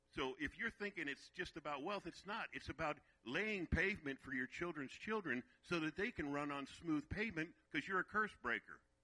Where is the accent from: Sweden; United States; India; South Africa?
United States; Virginia; also born or lived in Brooklyn, New York; We moved from New York to Virginia, and that's where I was raised in Virginia